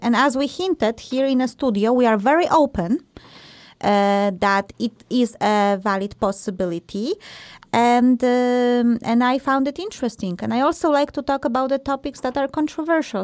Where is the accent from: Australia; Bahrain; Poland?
Poland; moved away; Marta and I, we are from Poland originally